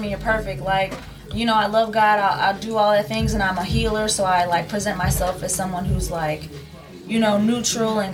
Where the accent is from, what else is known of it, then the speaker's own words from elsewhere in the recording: Cleveland, Ohio, United States; moved away as an adult; now in San Diego, United States; I'm from Cleveland, Ohio, 216. You know, I've been in San Diego since 2018